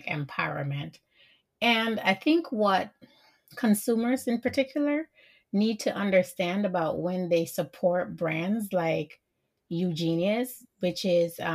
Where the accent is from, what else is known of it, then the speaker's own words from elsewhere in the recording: Jamaica; I'm Jamaican